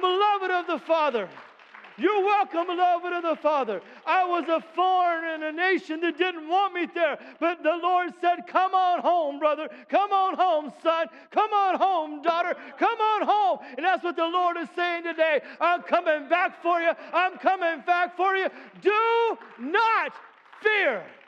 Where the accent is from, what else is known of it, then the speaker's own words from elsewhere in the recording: United States; I'm an American